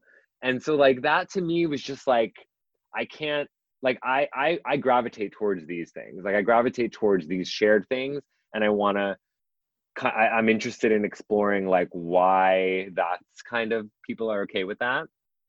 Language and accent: English; New York, United States; also born or lived in Berlin; growing up in New York, Polish and Palestinian was like a crazy mix.